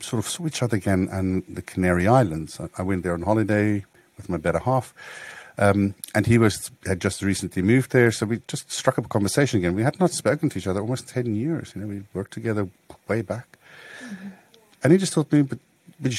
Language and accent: English; Botswana; I grew up close to Gaborone and on a rural community there.